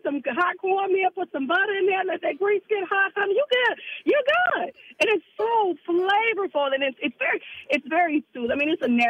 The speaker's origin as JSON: {"language": "English", "town": "Memphis", "region": "Tennessee", "country": "United States", "said": "And I'm from the South, like I said, from Memphis."}